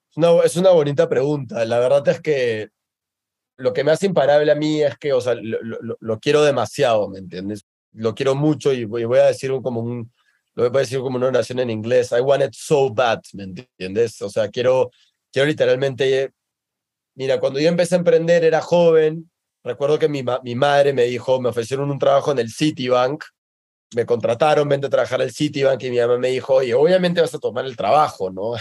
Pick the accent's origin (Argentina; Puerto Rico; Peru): Peru; now in Mexico; en mi país